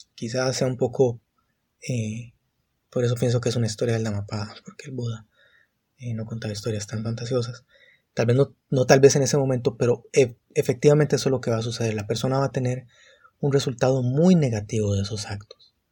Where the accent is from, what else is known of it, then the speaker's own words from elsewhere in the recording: San José, Costa Rica; soy de Costa Rica, San José, ahorita